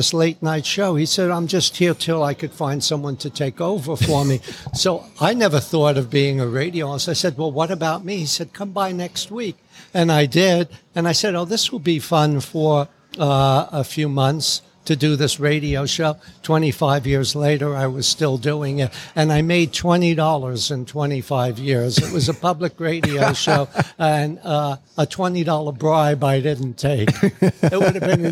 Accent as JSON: {"language": "English", "town": "New York City", "region": "New York", "country": "United States", "also_born_or_lived": "London / Los Angeles", "moved": "as an adult", "said": "my neighborhood in the Bronx"}